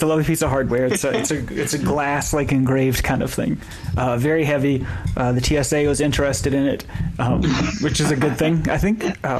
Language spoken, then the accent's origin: English; Western North Carolina, United States; I grew up in Western North Carolina, in rural North Carolina